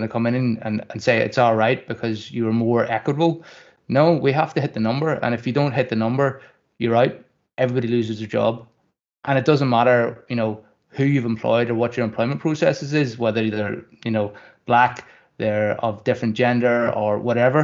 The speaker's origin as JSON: {"language": "English", "town": "Kirkcaldy", "region": "Scotland", "country": "United Kingdom", "tie": "born or raised there", "said": "I grew up in Kirkcaldy"}